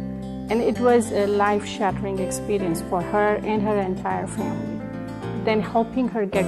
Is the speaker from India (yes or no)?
yes; India; born or raised there